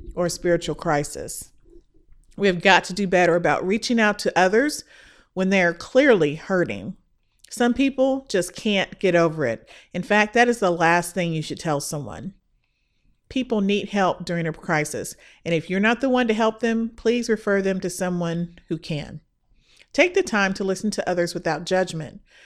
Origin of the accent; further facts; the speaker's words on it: Midwest, United States; now in Texas, United States; I am a girl from the Midwest